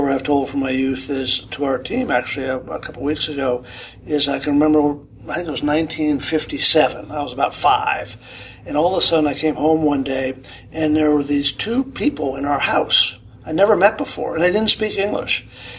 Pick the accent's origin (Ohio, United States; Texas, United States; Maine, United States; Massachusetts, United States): Massachusetts, United States; Boston; I grew up in the Boston area